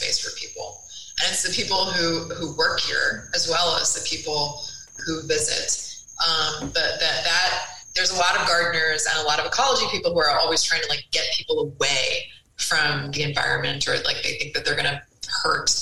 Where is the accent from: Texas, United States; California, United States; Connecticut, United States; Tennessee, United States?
Connecticut, United States; moved away; I grew up in Connecticut. I grew up in the woods and really took that stuff for granted.